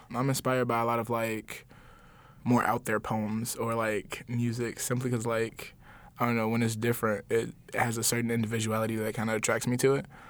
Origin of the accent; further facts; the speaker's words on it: Chicago, Illinois, United States; I'm from the Chatham neighborhood.